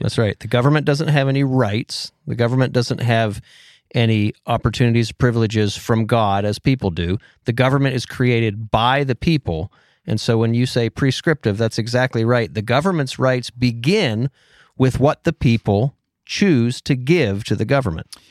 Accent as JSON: {"language": "English", "region": "Pennsylvania", "country": "United States", "tie": "born or raised there", "said": "I'm born and raised in Pennsylvania"}